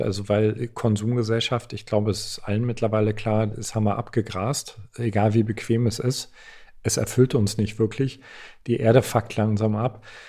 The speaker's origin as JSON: {"language": "German", "region": "East Germany", "country": "Germany", "said": "Ich komme aus, komme aus Ostdeutschland."}